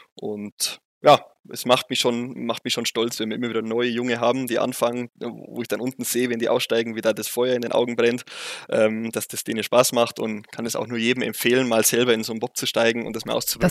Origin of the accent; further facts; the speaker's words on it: Bavaria, Germany; accent: Bavarian dialect; man hört es ja deutlich, ich komme aus Bayern